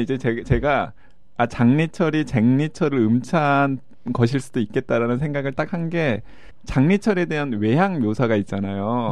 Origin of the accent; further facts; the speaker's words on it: Mokpo, South Jeolla, South Korea; 1977년에 목포에서 태어났다라는 걸 쓰는데